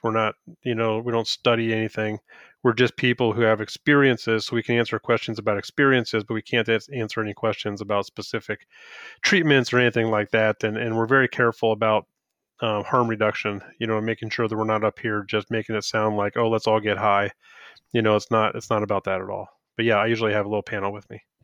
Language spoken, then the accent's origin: English; Woodbridge, Virginia, United States; moved away; I grew up in Woodbridge